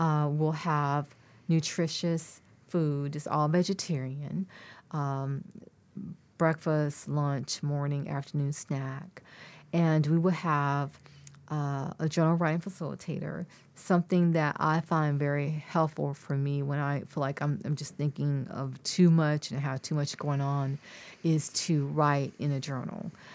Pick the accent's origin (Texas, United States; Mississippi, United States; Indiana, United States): Texas, United States; near Austin; it started in my hometown. We would go to one in Columbus, which is not far from Austin